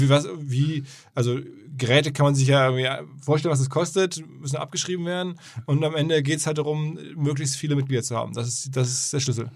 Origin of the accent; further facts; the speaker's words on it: Essen, North Rhine-Westphalia, Germany; ich bin ja Essener bekanntlich